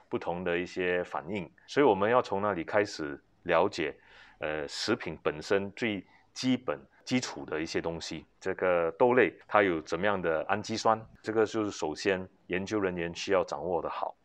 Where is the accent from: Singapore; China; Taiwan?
Singapore; 家里就是做食品的，我从小是在，呃，小贩中心长大，因为是外公外婆带大的，呃，是卖拉萨